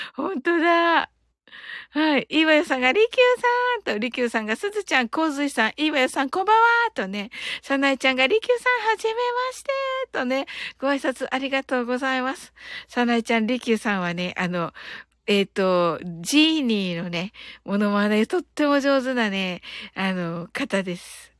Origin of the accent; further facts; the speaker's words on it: Kyushu, Japan; 私九州人